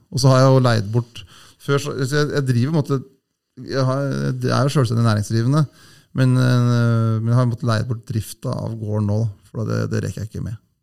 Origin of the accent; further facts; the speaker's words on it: Hamar area, Innlandet, Norway; Jeg er jo ikke fra Hamar, da, men jeg, Hamar er liksom byen min